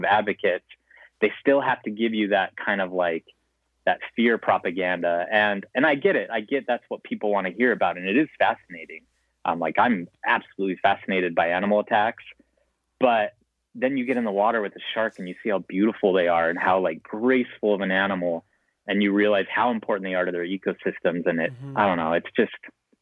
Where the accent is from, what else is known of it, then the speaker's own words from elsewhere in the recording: Montana, United States; I grew up in Montana